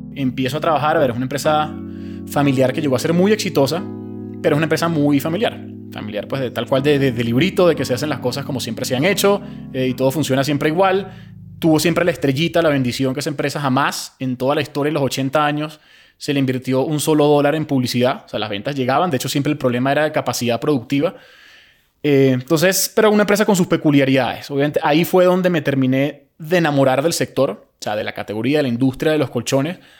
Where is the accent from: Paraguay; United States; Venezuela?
Venezuela; moved away as an adult; also born or lived in Spain; Yo si bien nací en Venezuela, a los 18, 19 años me fui a España a hacer la carrera